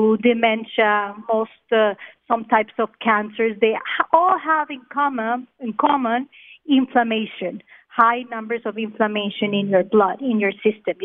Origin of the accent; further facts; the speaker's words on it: Colombia; also born or lived in Australia / Israel; now in Miami, United States; I'm from Colombia.